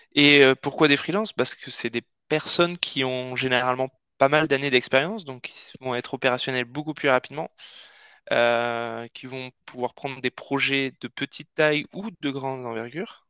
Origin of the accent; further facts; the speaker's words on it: Basque Country, Nouvelle-Aquitaine, France; moved away; also born or lived in Paris; on vient tous les deux du Pays Basque et on était voisins avant à Paris